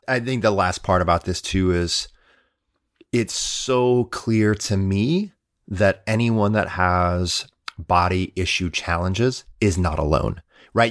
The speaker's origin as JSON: {"language": "English", "region": "Midwest", "country": "United States", "said": "I'm a Midwesterner"}